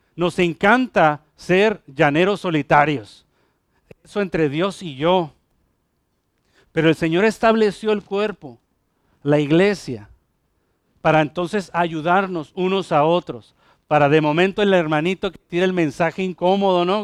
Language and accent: Spanish; Mexico; now in Ponce, Puerto Rico; allá, allá en México, el, grupo donde yo crecí